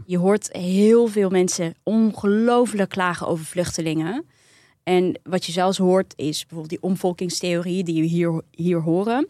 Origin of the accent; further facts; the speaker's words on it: Netherlands; ons als Nederlanders